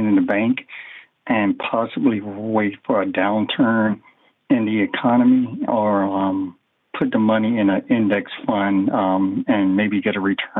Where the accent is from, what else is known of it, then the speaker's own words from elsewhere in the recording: Georgia, United States; moved away as an adult; now in California, United States; I'm originally from Georgia, just moved out here